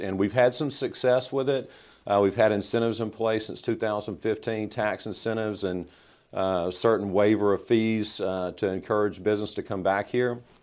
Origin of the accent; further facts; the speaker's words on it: Southaven, Mississippi, United States; I grew up in South Haven. My parents moved here in nineteen sixty-eight